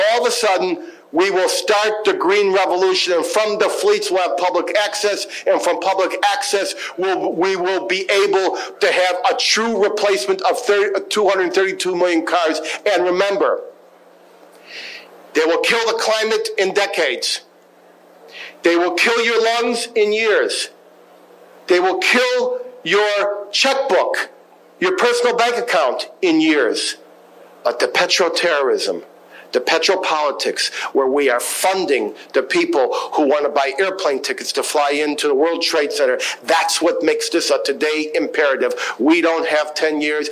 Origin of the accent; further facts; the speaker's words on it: Rockville, Maryland, United States; I'm from Rockville, Maryland, where they do all the genetic engineering